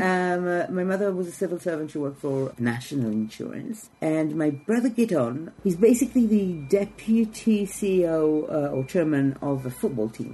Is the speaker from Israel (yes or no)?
yes; Jerusalem, Israel; English is a second language; moved away as an adult; now in London, United Kingdom; I was born in Jerusalem